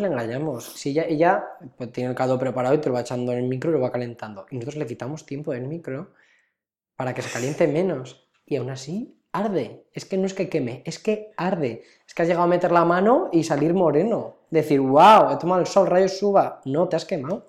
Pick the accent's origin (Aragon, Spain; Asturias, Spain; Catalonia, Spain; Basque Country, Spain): Aragon, Spain; near Cariñena; moved away; una localidad cercana a mi pueblo natal, Cariñena